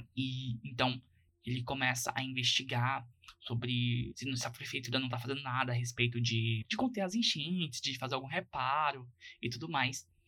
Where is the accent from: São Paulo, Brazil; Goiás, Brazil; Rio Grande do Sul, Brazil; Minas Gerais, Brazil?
Goiás, Brazil; eu que sou goiano